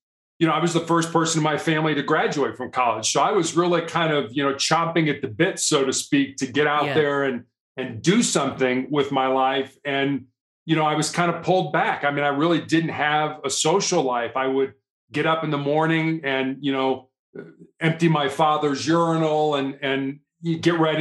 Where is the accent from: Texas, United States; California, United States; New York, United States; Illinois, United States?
Illinois, United States; Chicago; moved away as an adult; also born or lived in Charleston, South Carolina; now in Colorado, United States; I was born and raised in Chicago, Illinois, third largest city here in the United States